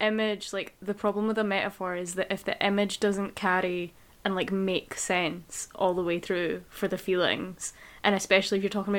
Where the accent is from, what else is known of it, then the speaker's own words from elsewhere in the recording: Scotland, United Kingdom; I mean, if it makes you feel better, we A as well. Yeah, Scottish people A all the time.